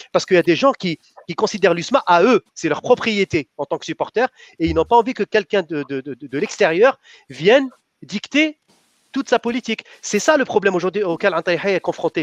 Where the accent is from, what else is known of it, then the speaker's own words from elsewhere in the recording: Algeria; chez nous en Algérie